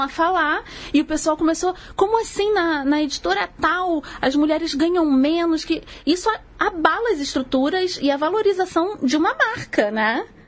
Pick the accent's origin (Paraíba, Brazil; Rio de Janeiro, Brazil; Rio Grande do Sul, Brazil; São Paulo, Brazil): Rio de Janeiro, Brazil; accent: carioca; eu sou nascida e criada no subúrbio do Rio, assim como a Mari